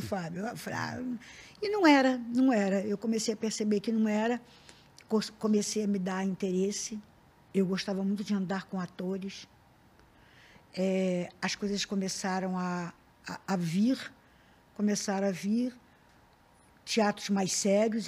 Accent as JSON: {"language": "Portuguese", "region": "Rio de Janeiro", "country": "Brazil", "said": "eu sou da Tijuca"}